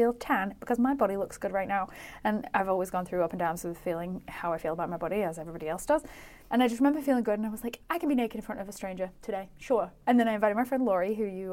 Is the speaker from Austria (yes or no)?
no; United Kingdom; moved away as an adult; also born or lived in London; I think I left my hometown when I was 22